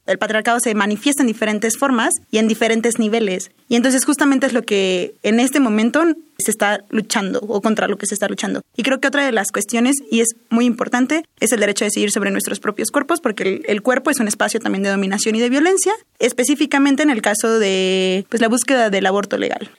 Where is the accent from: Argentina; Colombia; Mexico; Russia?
Mexico; Veracruz; soy veracruzana